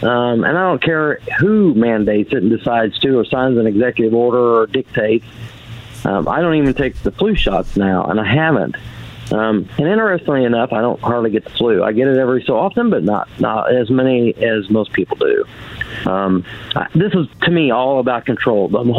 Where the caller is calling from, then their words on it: Oklahoma, United States; I'm from Oklahoma.